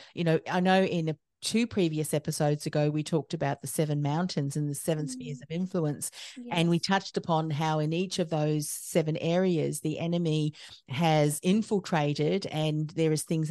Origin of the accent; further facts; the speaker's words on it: New Zealand; moved away as an adult; now in Australia; I was born in New Zealand, and my husband's an Australian, and I came over to Australia